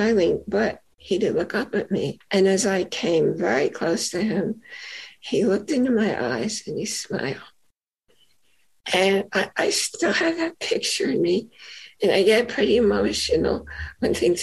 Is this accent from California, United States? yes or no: no; New York, United States; I'm a native New Yorker, not from the city, but I live in New York and I grew up in New York.